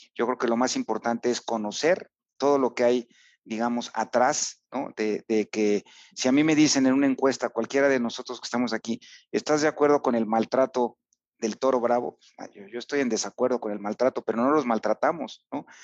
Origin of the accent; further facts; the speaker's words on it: Huamantla, Tlaxcala, Mexico; en Huamantla, que es mi pueblo